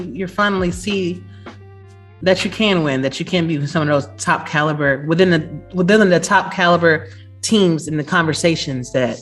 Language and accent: English; Atlanta, Georgia, United States; I'm from Atlanta